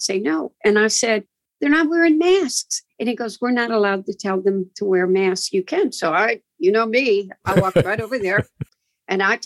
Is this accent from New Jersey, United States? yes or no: no; Michigan, United States; I'm a woman from Michigan